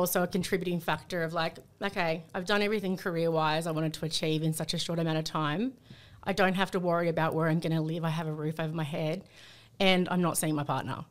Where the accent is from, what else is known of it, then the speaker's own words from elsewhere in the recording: Sydney, New South Wales, Australia; also born or lived in North Coast, New South Wales; growing up in Sydney